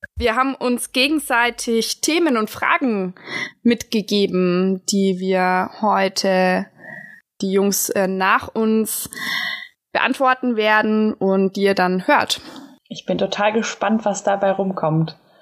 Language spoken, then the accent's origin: German; Augsburg, Bavaria, Germany; ich komme halt auch aus Augsburg, also aus der Innenstadt